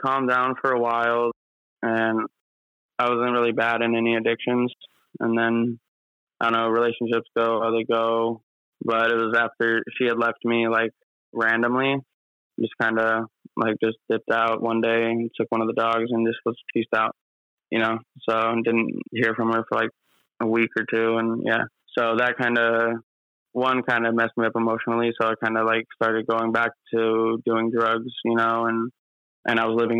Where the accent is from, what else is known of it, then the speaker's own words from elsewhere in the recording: Arizona, United States; I grew up in Arizona